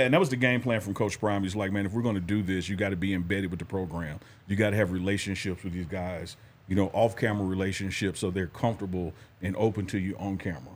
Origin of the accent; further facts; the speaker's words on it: Mississippi, United States; I'm from Mississippi